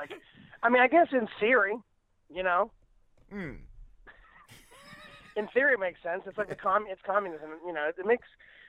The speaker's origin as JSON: {"language": "English", "region": "Florida", "country": "United States", "moved": "yes", "lives_now": "Los Angeles, United States", "said": "I'm from Florida"}